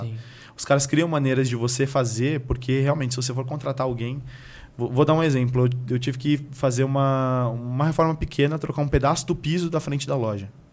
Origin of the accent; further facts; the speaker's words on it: São Paulo, Brazil; moved away as an adult; also born or lived in Pernambuco; now in United States; sou do interior de, de Pernambuco e cresci na periferia de São Paulo